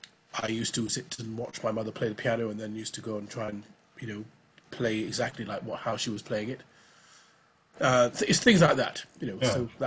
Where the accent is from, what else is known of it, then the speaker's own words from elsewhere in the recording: Oldham, North West England, United Kingdom; Well, I mean, I'm from Oldham in Lancashire, near Manchester. I might not sound like it, but I know that's where I was born. And, I mean, my parents, of course, emigrated from Barbados in 57.